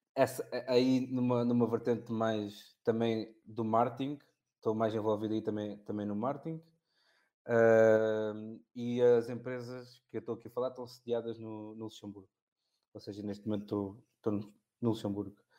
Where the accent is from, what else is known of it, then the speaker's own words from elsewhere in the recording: Olhão, Algarve, Portugal; Olhão, que é, que é, que é a minha terra